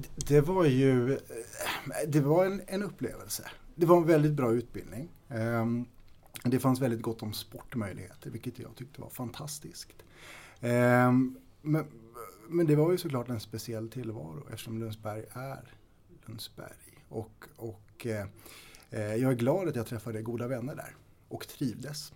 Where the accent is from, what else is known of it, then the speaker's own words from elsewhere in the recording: Storfors, Värmland, Sweden; Jag är född och uppvuxen i Värmland. Ehm, I östra delen av Värmland, i Storfors